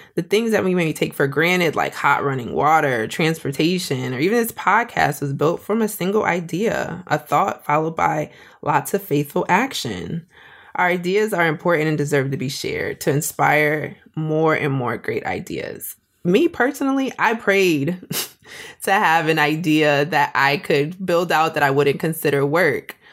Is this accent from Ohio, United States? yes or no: no; Springfield, Massachusetts, United States; moved away as an adult; now in Atlanta, United States; I was born and raised in Springfield, Massachusetts. I moved to Atlanta about twenty ten